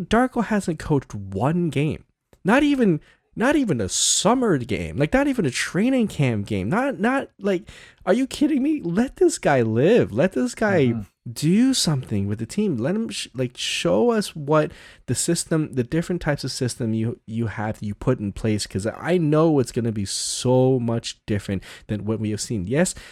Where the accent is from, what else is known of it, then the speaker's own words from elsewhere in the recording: Canada; as a Canadian basketball fan